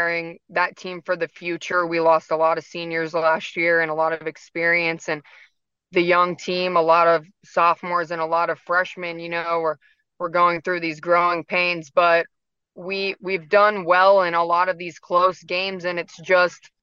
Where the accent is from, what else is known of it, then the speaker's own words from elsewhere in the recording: Acworth, Georgia, United States; I grew up in Acworth right down the road. So I'm from the area